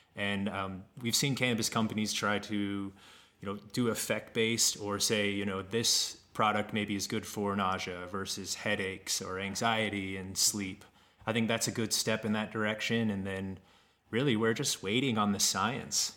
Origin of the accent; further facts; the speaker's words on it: Kansas, United States; moved away as an adult; also born or lived in Colorado; I moved away from Kansas. I grew up there mm-hmm. outside of Kansas City